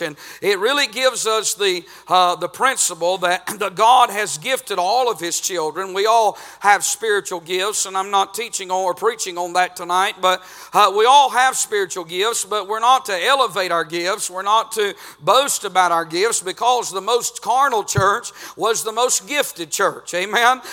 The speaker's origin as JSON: {"language": "English", "country": "United States", "said": "I'm from Murray County"}